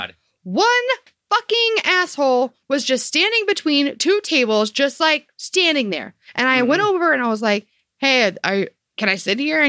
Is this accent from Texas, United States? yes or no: no; St. Louis, Missouri, United States; we're from St. Louis.